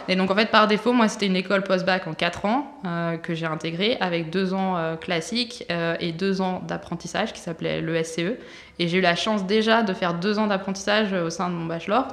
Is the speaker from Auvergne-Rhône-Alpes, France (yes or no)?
no; Brittany, France; je suis originaire de Bretagne